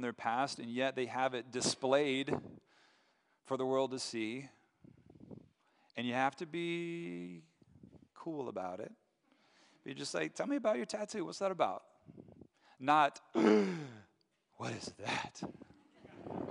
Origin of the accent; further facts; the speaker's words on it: Asheville, North Carolina, United States; moved away as an adult; now in Grand Rapids, United States; I'm from Asheville